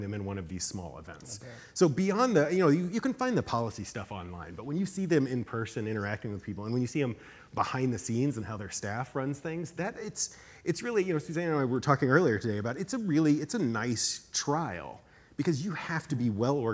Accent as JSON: {"language": "English", "region": "Texas", "country": "United States", "moved": "yes", "lives_now": "New Hampshire, United States", "said": "I'm from Texas originally"}